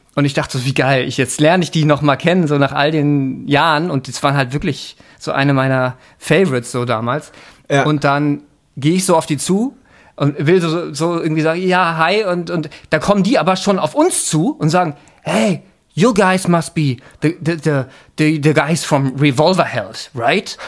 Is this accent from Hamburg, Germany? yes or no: yes; Hamburg, Germany; Ich bin in Hamburg geboren